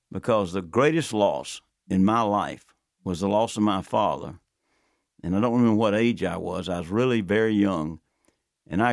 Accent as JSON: {"language": "English", "town": "Athens", "region": "Georgia", "country": "United States", "tie": "born or raised there", "said": "I was born and raised in Athens, went to the University of Georgia"}